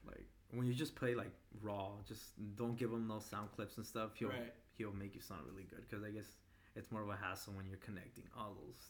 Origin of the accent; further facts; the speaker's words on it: Maywood, California, United States; I'm from Maywood, California. Okay. It's close to the LA area.